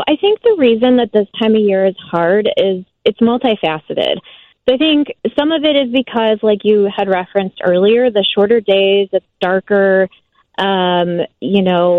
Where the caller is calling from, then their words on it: McHenry, Illinois, United States; I'm actually calling from McHenry, Illinois.